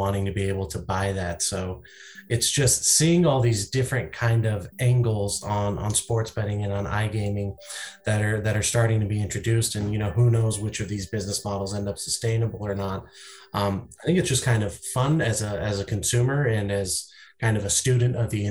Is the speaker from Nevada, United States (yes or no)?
yes; Las Vegas, Nevada, United States; growing up in Vegas